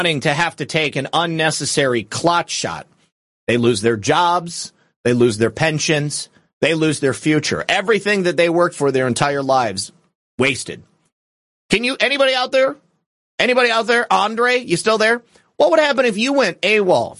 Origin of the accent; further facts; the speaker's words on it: Florida, United States; my home state of Florida